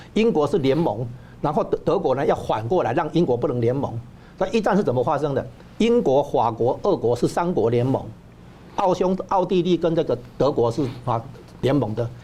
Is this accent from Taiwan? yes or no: yes; Taiwan; 我们台湾这边